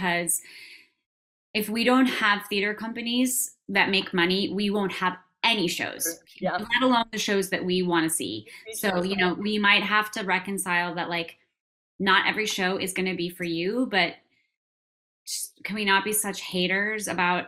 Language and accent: English; Minnesota, United States; moved away; I grew up in Minnesota. I'm not from there, but I grew up there